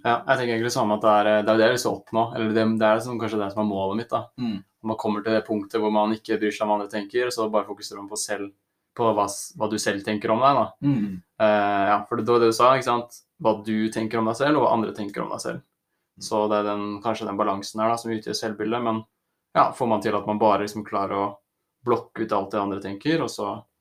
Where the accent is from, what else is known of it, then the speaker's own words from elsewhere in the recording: Oslo area, Norway; Så er jeg fra Oslo-området og studerer friluftsliv.